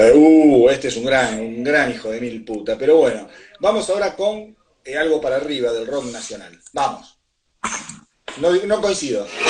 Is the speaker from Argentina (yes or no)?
yes; Argentina; nuestro bendito país, Argentina